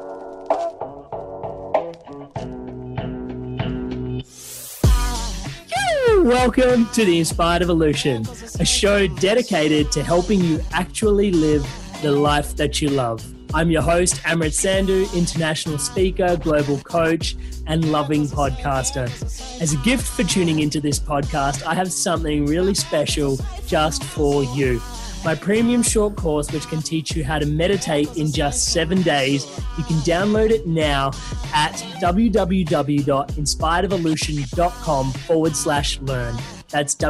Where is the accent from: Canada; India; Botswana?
India; now in Melbourne, Australia; I'm Indian.